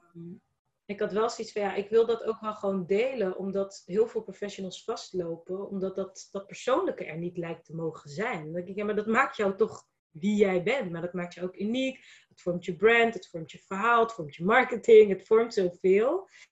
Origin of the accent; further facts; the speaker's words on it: Rotterdam, South Holland, Netherlands; Ik ben Rotterdamse. Ik ben ook Kaapverdiaanse